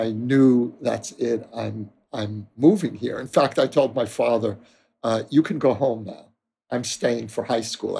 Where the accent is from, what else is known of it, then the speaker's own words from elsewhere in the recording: New York City, New York, United States; moved away as an adult; now in Jerusalem, Israel; I grew up in Borough Park in Brooklyn, a Haredi neighborhood.